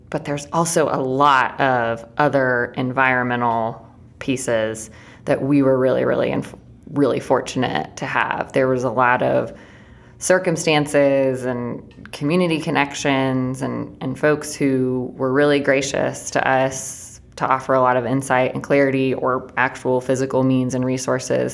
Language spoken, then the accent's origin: English; Chattanooga, Tennessee, United States; Blaze, Emily, and I all grew up in Chattanooga